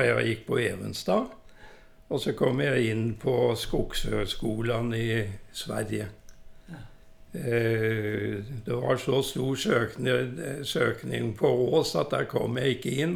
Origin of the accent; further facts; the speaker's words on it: Kroken, Innlandet, Norway; also born or lived in Oslo; jeg er jo født og oppvokst på Kroken